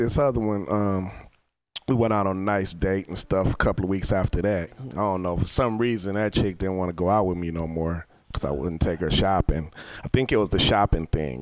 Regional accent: Oakland, California, United States; I'm over here from Oakland

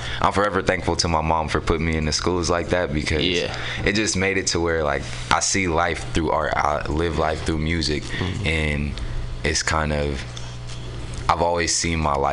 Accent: San Francisco, California, United States; also born or lived in Oakland; I'm from San Francisco. I was technically born in Oakland, but I was raised out here in San Francisco. I grew up in the Mo

